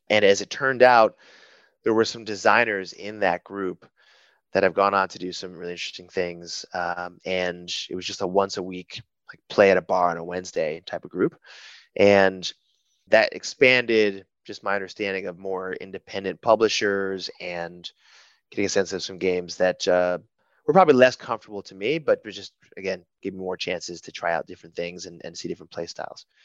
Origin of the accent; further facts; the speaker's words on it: Rochester, New York, United States; now in Chicago, United States; Yeah, I've been now in Chicago for going on 10 years, uh, originally from, gosh, all over Rochester, New York for a stretch